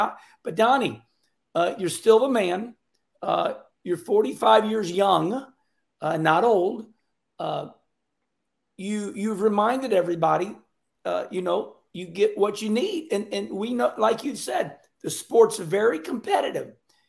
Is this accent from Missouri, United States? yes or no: yes; Missouri, United States; I'm from Missouri, so it was Springfield, Missouri on Friday nights